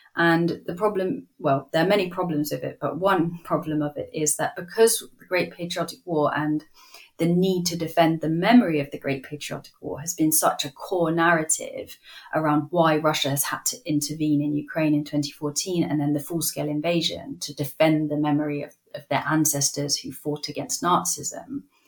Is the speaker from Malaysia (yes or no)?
no; United Kingdom; as a Brit